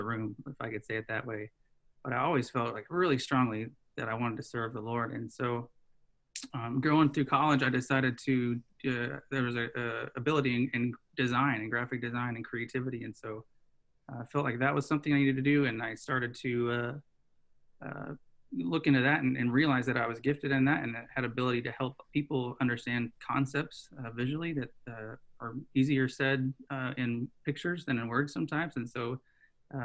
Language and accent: English; Oklahoma, United States; now in Hurst, Texas, United States; I live in Hearst, Texas currently. I grew up in Oklahoma.